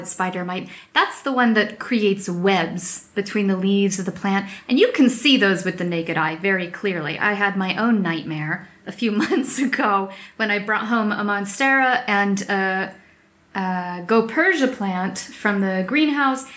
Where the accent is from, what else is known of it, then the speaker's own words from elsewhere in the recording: United States; now in Europe; I'm American and I live here in Europe